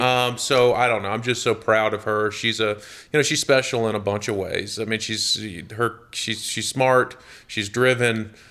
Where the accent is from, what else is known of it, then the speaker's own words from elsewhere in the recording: Jonesboro, Georgia, United States; I grew up in a, in a little town just south of Atlanta, about eighteen mile, miles south of Atlanta called Jonesboro, Georgia